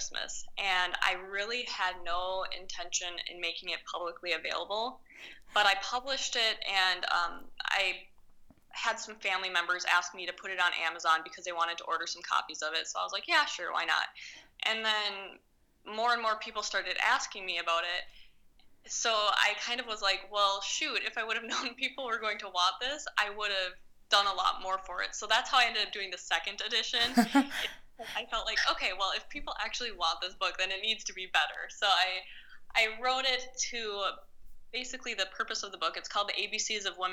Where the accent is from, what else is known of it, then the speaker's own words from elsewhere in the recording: Minnesota, United States; moved away; I come from Minnesota, and we don't have a lot of really, like, big action emergency room cases